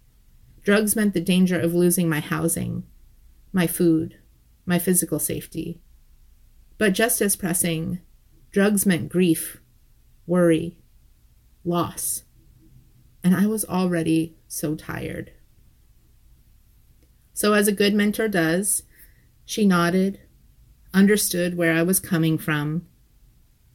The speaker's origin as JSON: {"language": "English", "region": "Ohio", "country": "United States", "tie": "born or raised there", "said": "my home state of Ohio"}